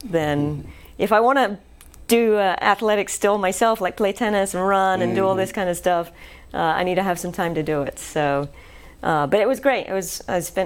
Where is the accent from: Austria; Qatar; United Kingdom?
United Kingdom; England; moved away as an adult; now in Shreveport, United States; I'm originally from England